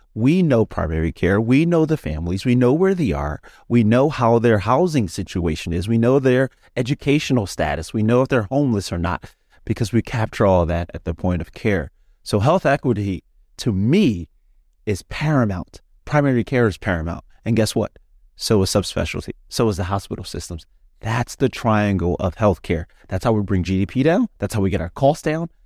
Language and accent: English; Philadelphia, Pennsylvania, United States; I'm from Philadelphia, Pennsylvania